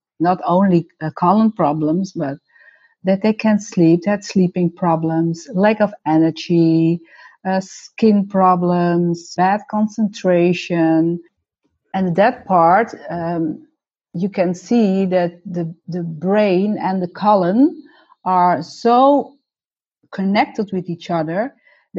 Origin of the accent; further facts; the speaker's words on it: North Holland, Netherlands; also born or lived in Suriname / Heiloo; I'm Dutch. I was born in Suriname. When I was 1 year old, my parents and my brother came to the Netherlands, and we lived for 5 years in Heilo